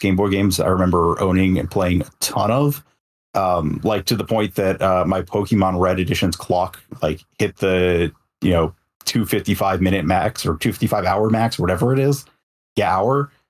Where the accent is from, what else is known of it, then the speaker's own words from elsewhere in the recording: Detroit, Michigan, United States; moved away; in my hometown Detroit